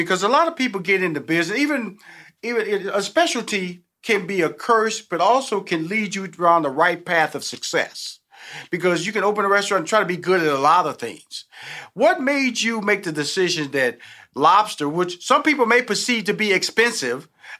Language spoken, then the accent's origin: English; Houston, Texas, United States; So I'm about to go back home here a little bit, and I'm from Houston, Texas, born and raised.